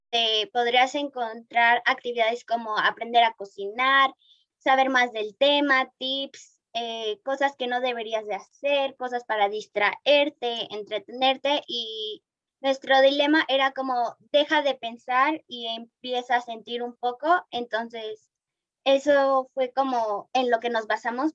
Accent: Mexico

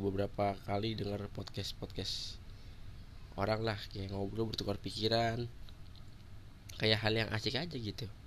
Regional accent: Bekasi, West Java, Indonesia; born there; gue lahir di Bekasi 5 Agustus 1997

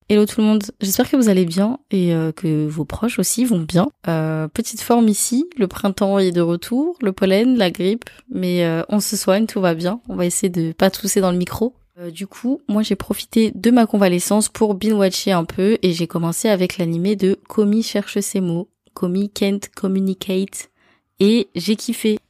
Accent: France; chez nous en France

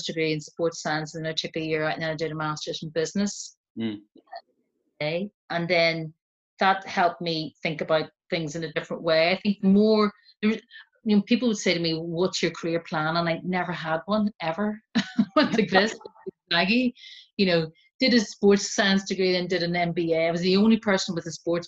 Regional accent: Northern Ireland, United Kingdom; now in London, United Kingdom; growing up in Northern Ireland, especially as a Catholic, which is what I am

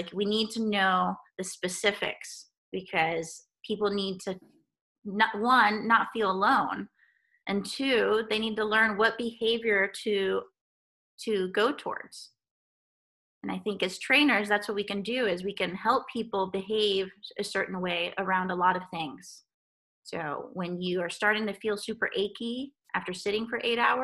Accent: Guatemala; moved away; I grew up in Guatemala

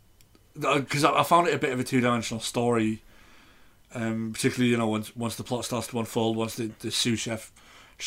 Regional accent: United Kingdom; As a British person

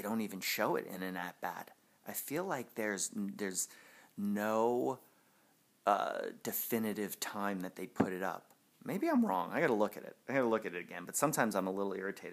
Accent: Long Island, New York, United States; also born or lived in Queens, New York; then we got out to Long Island

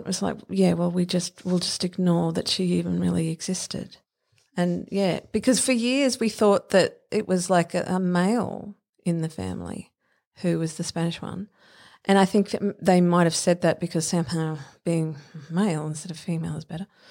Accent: Brisbane, Queensland, Australia; I lived, I grew up in Spring Hill

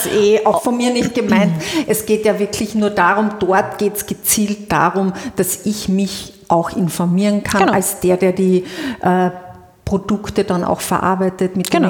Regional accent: Carinthia, Austria; als Kärntnerin

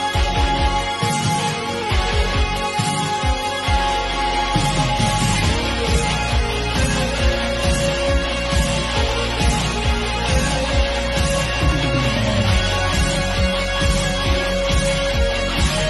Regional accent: Delaware County, Pennsylvania, United States; now in Delaware, United States; we're from Delaware County originally

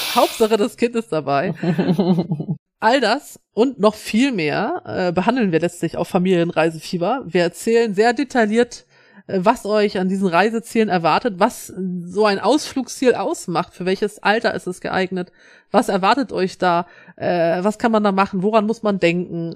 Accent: Schleswig-Holstein, Germany; als Schleswig-Holsteiner

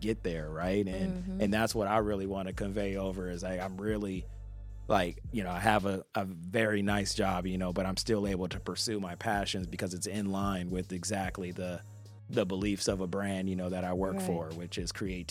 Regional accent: Compton, California, United States; also born or lived in Long Beach, California; coming from Compton and Long Beach, coming from the Trenches

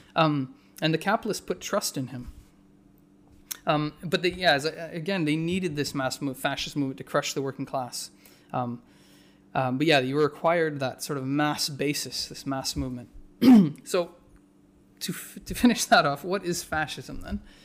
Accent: Whitehorse, Yukon, Canada; My hometown in the Yukon, uh, White Horse

